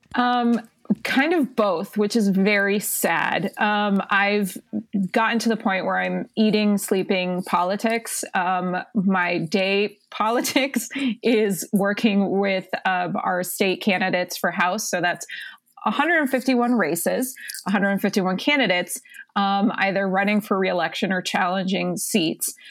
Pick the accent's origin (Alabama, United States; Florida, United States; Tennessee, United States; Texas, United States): Florida, United States; South; moved away as an adult; now in Connecticut, United States; I'm originally from South Florida.